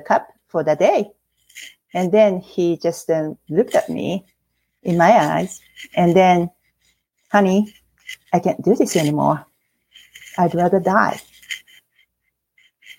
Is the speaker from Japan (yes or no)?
yes; Japan; English is a second language; moved away as an adult; now in Oregon, United States; I couldn't find a job as a Japanese, native Japanese. I am now American citizen, and but with my language barrier